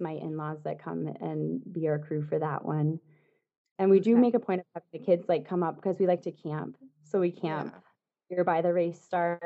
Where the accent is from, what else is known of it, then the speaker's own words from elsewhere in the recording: New Hampshire, United States; moved away; I'm from New Hampshire originally.